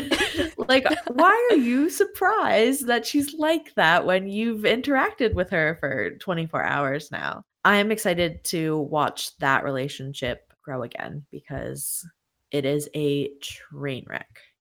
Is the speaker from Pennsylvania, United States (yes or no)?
yes; Pennsylvania, United States; I'm from Pennsylvania, there are a lot of cities around here that end in Berg